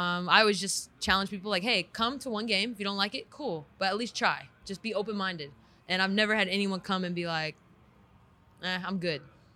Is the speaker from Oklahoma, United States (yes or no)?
no; California, United States; also born or lived in San Antonio, Texas; now in Las Vegas, United States; I'm from Cali